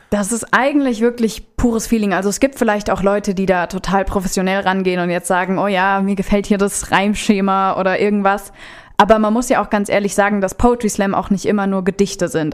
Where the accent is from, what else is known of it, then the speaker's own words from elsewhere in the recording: Rodenbach, Hesse, Germany; moved away as an adult; now in Offenbach, Germany; Ich komme ursprünglich aus Rodenbach, das ist hier ja sogar ganz in der Nähe von Lieblos, wohne aber mittlerweile in Offenbach in der WG.